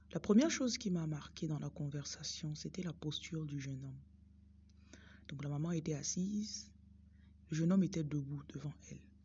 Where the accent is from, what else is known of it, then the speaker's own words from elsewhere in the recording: Bafoussam, West, Cameroon; J'ai grandi au Cameroun, dans la ville de Bafoussam